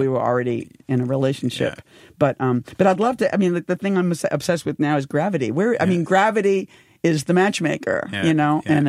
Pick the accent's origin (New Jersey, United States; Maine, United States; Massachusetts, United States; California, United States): Massachusetts, United States; Boston; I'm from Boston. Yeah, I grew up in Boston